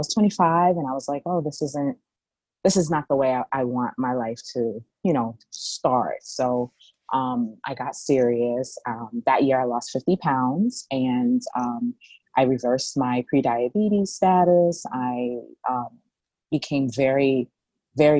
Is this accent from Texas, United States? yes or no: no; New York City, New York, United States; I'm from the Bronx